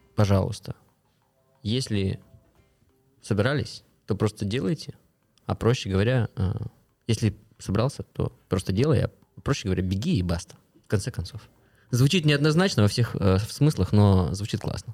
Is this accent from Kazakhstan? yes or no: yes; Kostanay, Kostanay Region, Kazakhstan; now in Astana, Kazakhstan; Я сам из региона, я из Кустаная